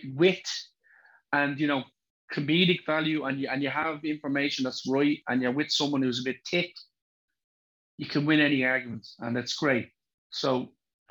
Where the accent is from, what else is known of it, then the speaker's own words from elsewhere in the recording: Dublin, Leinster, Ireland; accent: thick Dublin; where I was born, which is Drimnagh